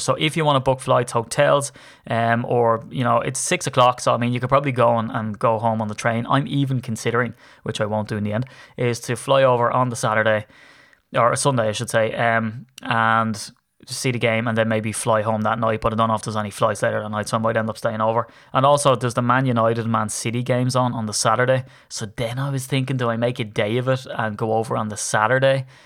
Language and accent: English; Ireland; I'm Irish